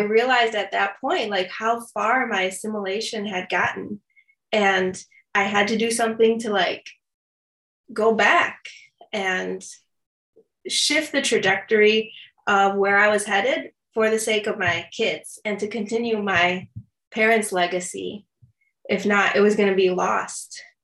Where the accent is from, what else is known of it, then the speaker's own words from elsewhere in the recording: Chicago, Illinois, United States; i grew up in the south suburbs of chicago